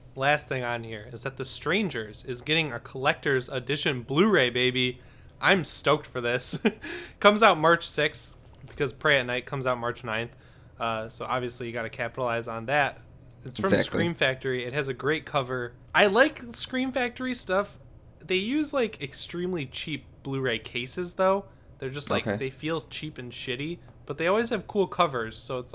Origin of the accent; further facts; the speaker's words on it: Michigan, United States; I'm just from Michigan